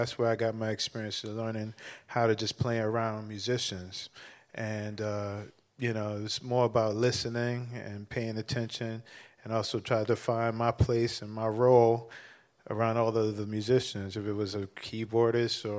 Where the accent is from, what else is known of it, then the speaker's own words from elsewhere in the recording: New York City, New York, United States; a Bronx kid